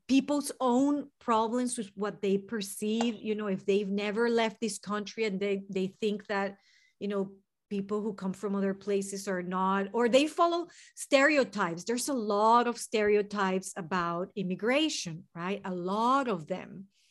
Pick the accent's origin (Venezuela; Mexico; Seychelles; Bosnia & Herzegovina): Venezuela; English is a second language; moved away as an adult; now in United States; I'm from Venezuela, in South America